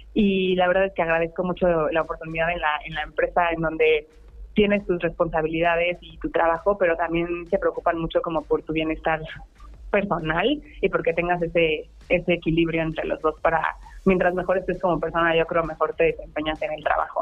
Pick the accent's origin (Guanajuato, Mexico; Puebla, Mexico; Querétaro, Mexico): Puebla, Mexico; soy de aquí de Puebla